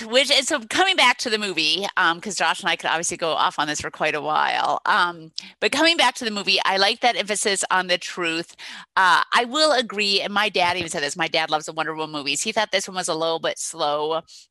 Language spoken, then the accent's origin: English; Minnesota, United States; my home state, Minnesota